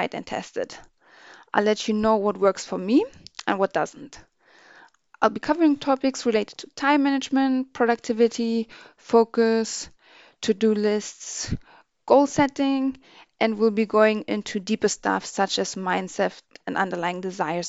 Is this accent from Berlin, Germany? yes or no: yes; Berlin, Germany; moved away as an adult; now in United Kingdom; I was born and raised in Berlin in Germany, but moved to the UK over 10 years ago